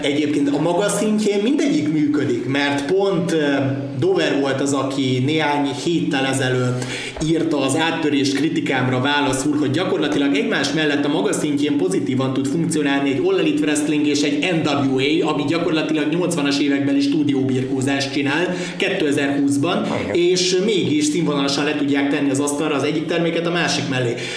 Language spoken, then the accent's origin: Hungarian; Pécs, Baranya, Hungary; mégiscsak a szülővárosom